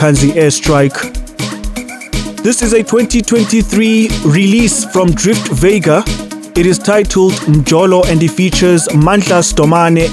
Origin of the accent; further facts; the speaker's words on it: South Africa; as a South African